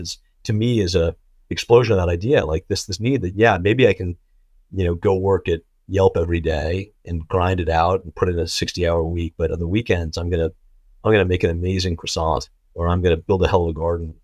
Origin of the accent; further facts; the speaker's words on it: Connecticut, United States; I grew up in Connecticut